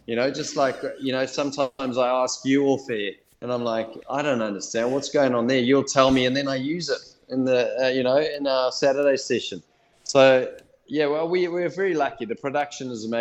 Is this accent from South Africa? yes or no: yes; South Africa; now in New Zealand; I was born in South Africa